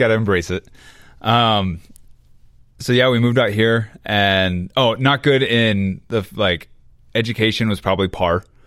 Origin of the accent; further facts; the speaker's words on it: Memphis, Tennessee, United States; also born or lived in Atlanta, Georgia; I was born in Atlanta, Georgia. Uh, moved to Memphis, Tennessee when I was two